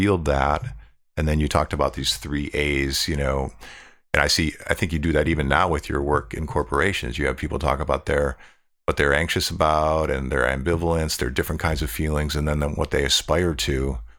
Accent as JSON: {"language": "English", "town": "Buffalo", "region": "New York", "country": "United States", "tie": "born or raised there", "said": "growing up in Buffalo myself, Buffalo, New York"}